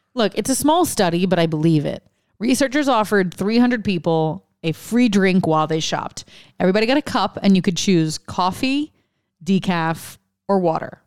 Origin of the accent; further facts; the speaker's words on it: Lafayette, Louisiana, United States; moved away; I'm from Lafayette